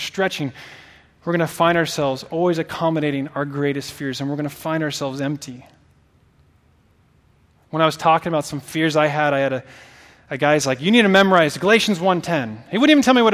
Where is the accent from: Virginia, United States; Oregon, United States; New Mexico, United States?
Oregon, United States; moved away as an adult; I'm not from here. So I'm from Oregon originally. I have not lived in Oregon for 12 years.